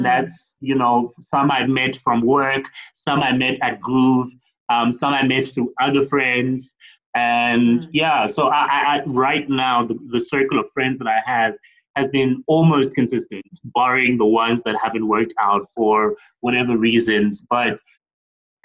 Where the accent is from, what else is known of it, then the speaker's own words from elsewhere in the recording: East London, Eastern Cape, South Africa; now in Johannesburg, South Africa; I'm from East London, yeah. But then I moved to Joburg.